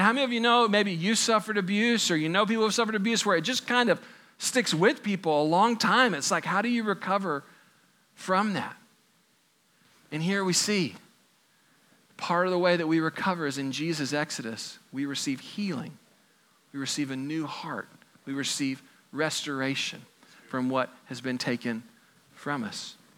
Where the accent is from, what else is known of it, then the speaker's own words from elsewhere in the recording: Texas, United States; growing up in Texas as a kid